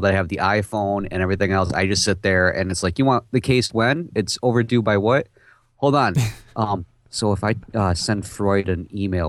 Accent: Texas, United States; Hey, I'm from Texas.

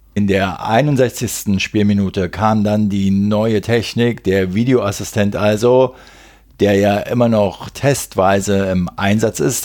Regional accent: Berlin, Germany; als Berliner

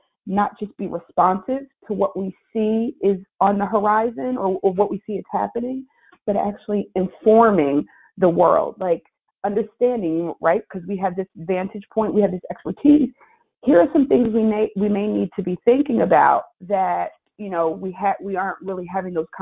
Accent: Philadelphia, Pennsylvania, United States; I'm from Philly

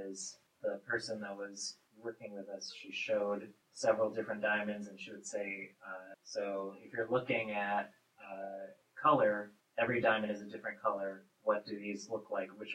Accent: the Bay Area, California, United States; moved away; I'm from the Bay Area

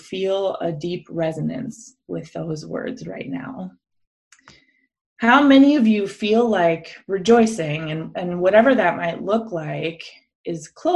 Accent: Minnesota, United States; I grew up in Minnesota in a predominantly white evangelical church context

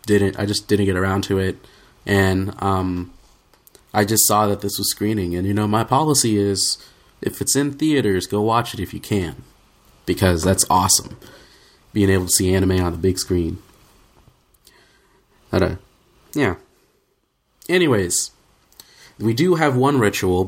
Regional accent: Oklahoma, United States; growing up in Oklahoma in the Southern Baptist household

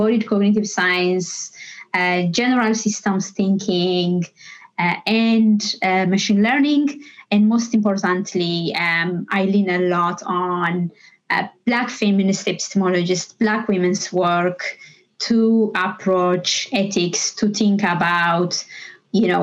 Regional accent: Ethiopia; moved away as an adult; now in Dublin, Ireland; I come from Ethiopia. I grew up there.

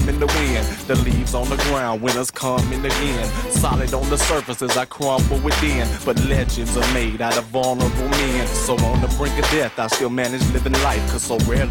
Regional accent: Snow Hill, North Carolina, United States; also born or lived in Raleigh, North Carolina; growing up in North Carolina and Snow Hill and Raleigh

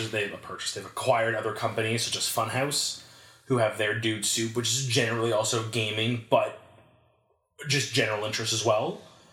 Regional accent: Montreal, Quebec, Canada; Montreal, the English part of the French part of Canada.

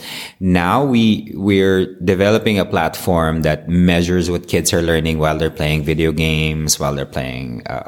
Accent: Philippines; I'm from the Philippines

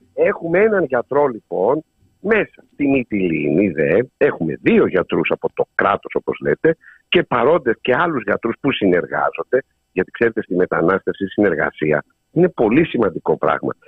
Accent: Samos, North Aegean, Greece; στην πατρίδα μου, τη Σάμου

